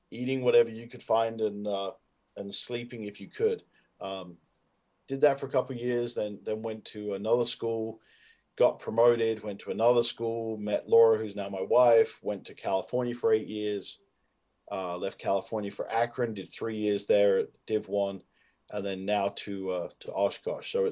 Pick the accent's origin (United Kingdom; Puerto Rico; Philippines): United Kingdom; I think I am aware of like, hey, I'm a Brit doing this, but I don't approach myself as like, okay, what has a Brit never done before?